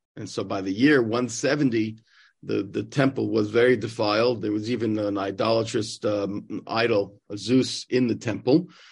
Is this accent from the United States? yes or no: yes; New York, United States; moved away as an adult; now in Israel; growing up in New York and being a Mets fan